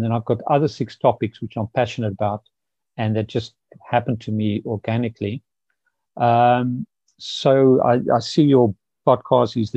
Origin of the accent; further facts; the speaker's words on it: Pretoria, Gauteng, South Africa; moved away; I grew up in South Africa in the 60s, 70s